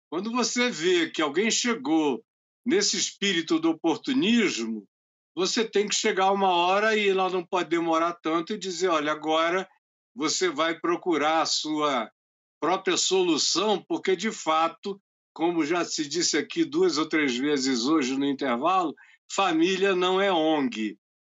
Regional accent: Amazonas, Brazil; nós somos do Amazonas

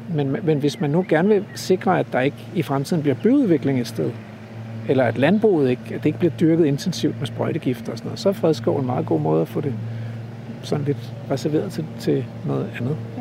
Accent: Stevns, Zealand, Denmark; now in East Jutland, Denmark; da jeg voksede op på Stævns

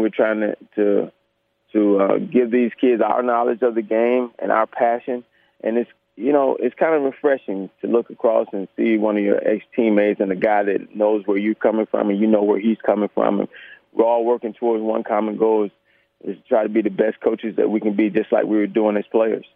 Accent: Gainesville, Florida, United States; also born or lived in Ocala, Florida; I am from Gainesville, Ocala, Gainesville

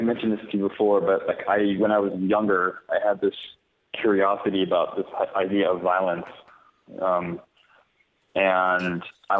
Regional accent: United States; first language English; also born or lived in Madrid; I'm American, and I sort of came of age when the United States went to war in Iraq

